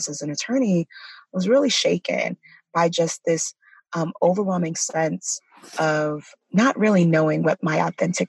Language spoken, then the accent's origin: English; New York City, New York, United States; also born or lived in California; I'm from Brooklyn, New York. Mm-hmm. I grew up in the projects of Brooklyn, New York